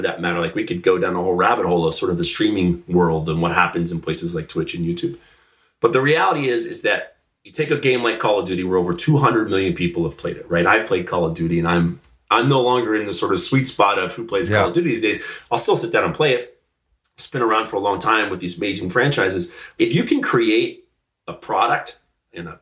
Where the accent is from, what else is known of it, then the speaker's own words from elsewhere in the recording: Dallas, Texas, United States; I grew up in Dallas, Texas.